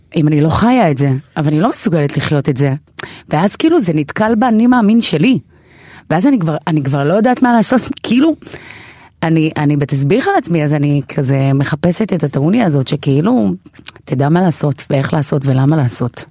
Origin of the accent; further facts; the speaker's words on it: Israel; also born or lived in Ethiopia; באתי מאתיופיה, אבל אני ישראלית לכל דבר